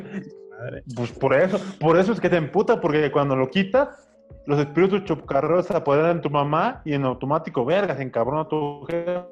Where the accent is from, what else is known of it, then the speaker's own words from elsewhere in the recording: Puebla, Mexico; sí me tocó acá en Puebla